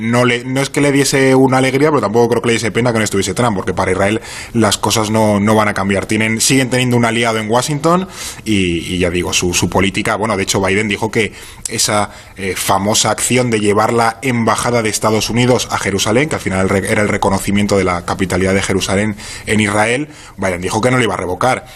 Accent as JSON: {"language": "Spanish", "country": "Spain"}